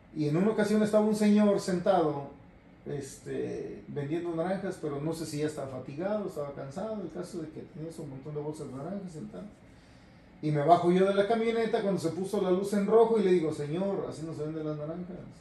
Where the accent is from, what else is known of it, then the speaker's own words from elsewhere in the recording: Jalisco, Mexico; moved away as an adult; also born or lived in Tijuana, Baja California / Guadalajara, Jalisco / Tamazula, Jalisco / California; now in North Carolina, United States; Nací en, mm, en, Tijuana. Y a los tres meses eh, se mudó mi mamá conmigo para Guadalajara. Ahí estoy en Guadalajara, Jalisco hasta los siete años.